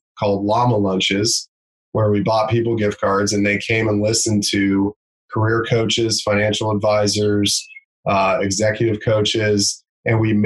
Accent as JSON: {"language": "English", "town": "Anderson", "region": "Indiana", "country": "United States", "tie": "born or raised there", "said": "where I grew up in Anderson"}